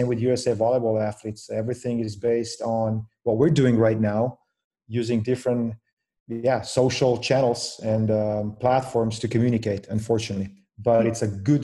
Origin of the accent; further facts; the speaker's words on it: Slovenia; moved away as an adult; also born or lived in Provo, Utah, United States; now in Raleigh, United States; Born and raised in Slovenia